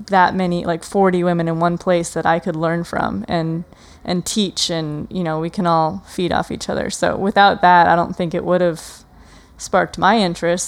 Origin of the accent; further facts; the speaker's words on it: Wisconsin, United States; I grew up in Wisconsin, so it's super humid in the, in the summer